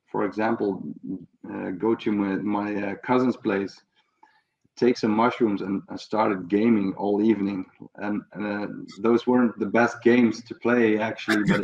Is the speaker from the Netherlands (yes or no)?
yes; south of Holland, southern Netherlands, Netherlands; I grew up in a reasonably small town in the south of Holland, in which I'm still living.